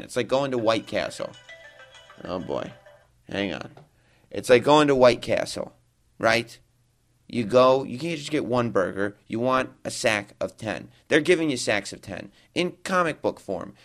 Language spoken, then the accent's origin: English; New York, United States; Katie and me, uh, obviously we're both from New York. That's where we usually do the show.